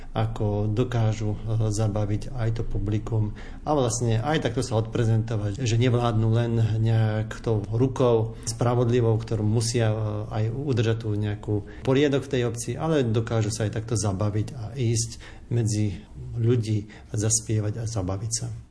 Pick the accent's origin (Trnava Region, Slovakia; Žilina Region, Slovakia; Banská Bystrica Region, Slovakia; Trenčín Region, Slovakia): Žilina Region, Slovakia; Pucov; U nás v obci je veľké podielnické družstvo